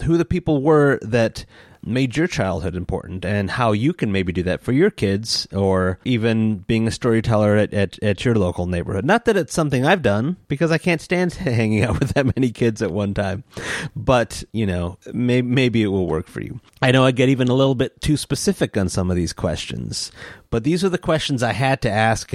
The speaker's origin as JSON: {"language": "English", "town": "East Lansing", "region": "Michigan", "country": "United States", "tie": "born or raised there", "said": "the neighborhood that I grew up in East Lansing"}